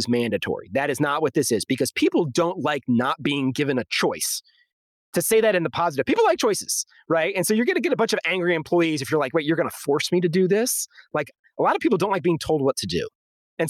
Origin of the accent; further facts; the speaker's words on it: Maryland, United States; moved away as an adult; also born or lived in Illinois / Baltimore / Dallas-Fort Worth; I grew up in Maryland